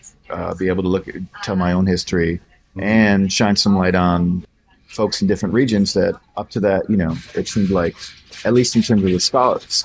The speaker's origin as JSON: {"language": "English", "area": "about 2 hours north of Detroit", "region": "Michigan", "country": "United States", "tie": "born or raised there", "also_born_or_lived": "Virginia", "moved": "as an adult", "said": "I was born in Detroit. I grew up about 2 hours north of Detroit"}